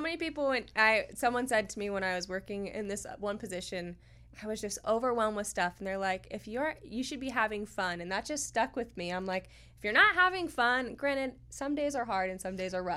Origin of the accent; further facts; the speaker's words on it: North Port, Florida, United States; also born or lived in Sarasota, Florida; I was born and raised in Northport